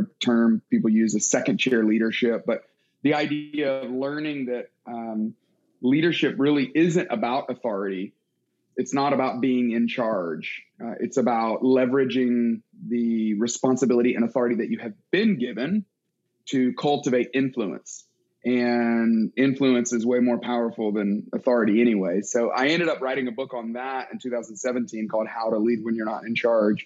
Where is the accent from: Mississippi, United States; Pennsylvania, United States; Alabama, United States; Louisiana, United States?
Alabama, United States; Tuscaloosa; moved away as an adult; also born or lived in Atlanta, Georgia / Dallas, Texas; I grew up in Alabama, Tuscaloosa